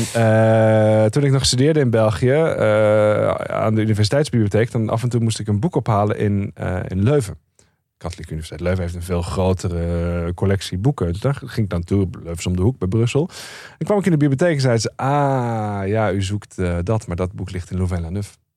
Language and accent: Dutch; Netherlands; ik kom uit Nederland.